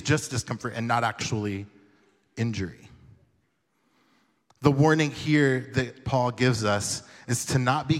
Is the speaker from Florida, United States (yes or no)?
yes; Jacksonville, Florida, United States; I'm from Jacksonville, Florida